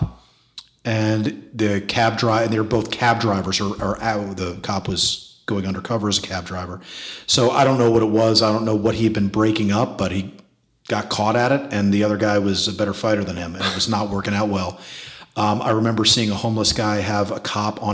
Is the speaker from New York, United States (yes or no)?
yes; New York City, New York, United States; I was growing up in New York City in the 80s.